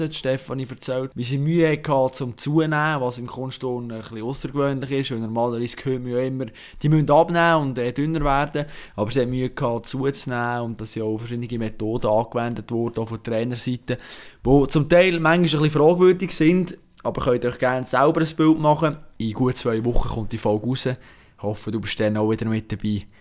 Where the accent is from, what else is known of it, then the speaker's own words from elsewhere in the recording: Bern, Switzerland; Ich freue mich brutal auf das Fest. Äh, als Berner natürlich, äh, mit dem Auge auf einen Ledermann oder auf einen Studenmann.